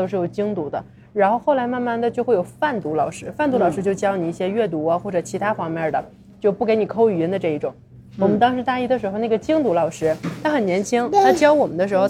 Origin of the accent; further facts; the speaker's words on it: China; now in Mexico; 看着我是中国人